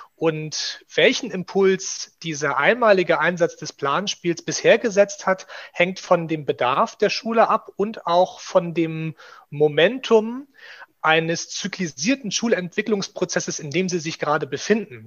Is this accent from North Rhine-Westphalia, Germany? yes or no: no; Rostock, Mecklenburg-Vorpommern, Germany; moved away as an adult; also born or lived in Leipzig / Thuringia; gebürtiger Rostocker